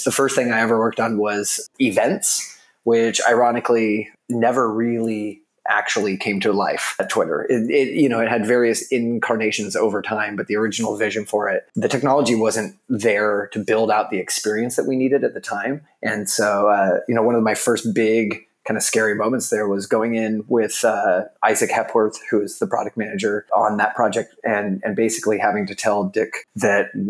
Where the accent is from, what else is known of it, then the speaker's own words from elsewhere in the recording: Federal Way, Washington, United States; moved away as an adult; also born or lived in San Diego, United States; now in San Francisco, United States; I grew up in a suburb of Seattle called Federal Way